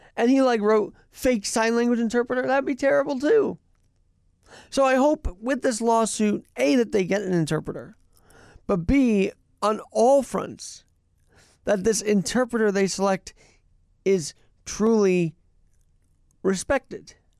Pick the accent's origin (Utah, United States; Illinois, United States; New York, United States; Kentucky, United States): New York, United States; we all, all who have been born and raised in New York and love this city